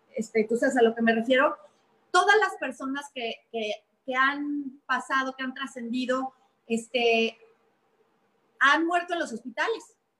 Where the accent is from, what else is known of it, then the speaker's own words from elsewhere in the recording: Mexico; como mexicanos